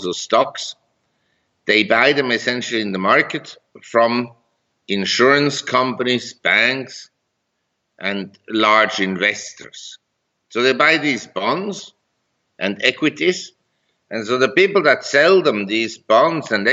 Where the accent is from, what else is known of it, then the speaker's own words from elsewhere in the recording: Zurich, Switzerland; moved away as an adult; also born or lived in Geneva, Switzerland / London, United Kingdom / New York, United States / Hong Kong; now in Chiang Mai, Thailand; I grew up in Geneva and Zurich, and I went to school in Zurich